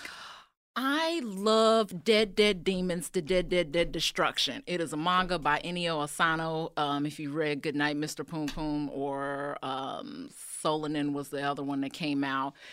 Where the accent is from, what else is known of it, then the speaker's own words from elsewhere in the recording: Chicago, Illinois, United States; moved away as an adult; Chicago, born and raised